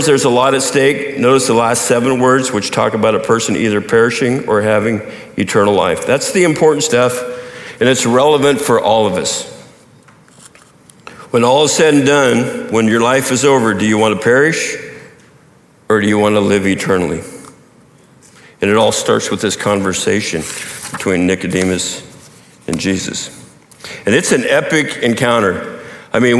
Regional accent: Montana, United States; growing up in Montana

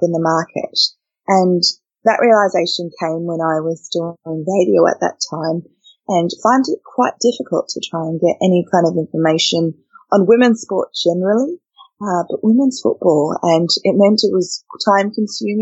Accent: Perth, Western Australia, Australia; also born or lived in Uganda; we ended up in Australia in 1990. So that's where we've been ever since, in Perth, which is where my family is. And that's kind of where my Australian journey starts, was back in March in 1990 on a very, very hot day as a six-year-old

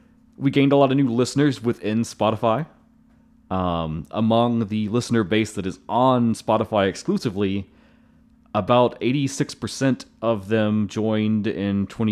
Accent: Kentucky, United States

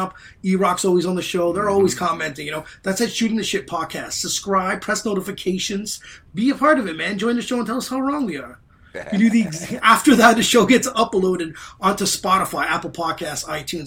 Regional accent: Ottawa, Ontario, Canada; I'm from Ottawa

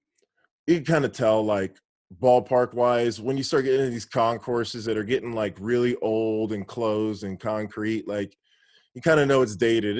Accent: Houston, Texas, United States; Yeah, so I grew up going to games in the Astrodome.

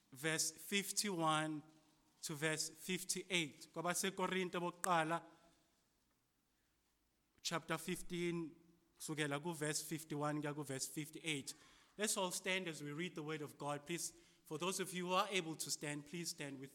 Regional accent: South Africa; As a South African

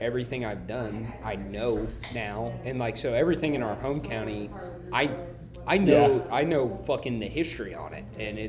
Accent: Midwest, United States; I'm from the Midwest.

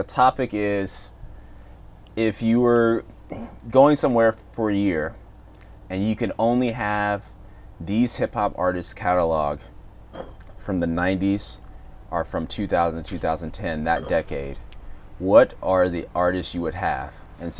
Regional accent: the South, United States; I grew up in the South

